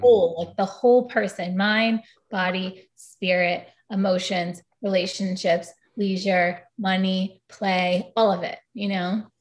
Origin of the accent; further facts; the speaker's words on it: New York City, New York, United States; growing up in New York City